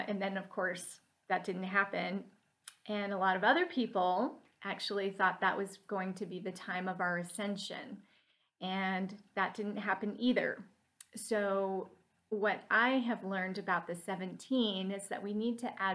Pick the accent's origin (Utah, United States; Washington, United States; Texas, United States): Utah, United States; Salt Lake City; moved away; I came from Salt Lake City, Utah originally